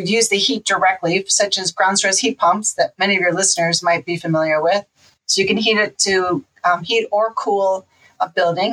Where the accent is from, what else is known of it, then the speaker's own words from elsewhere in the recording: Farmington, Michigan, United States; moved away; also born or lived in Adrian, Michigan; I grew up near the Detroit area in Farmington, Michigan, and then also in Adrian, Michigan, which is near Ann Arbor